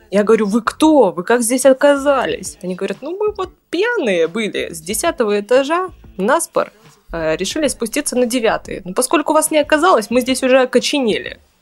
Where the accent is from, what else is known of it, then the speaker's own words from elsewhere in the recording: Taishet, Irkutsk Oblast, Russia; Родилась я в городе Тайшете. Это маленький городок в Иркутской области, Восточной ты, Сибири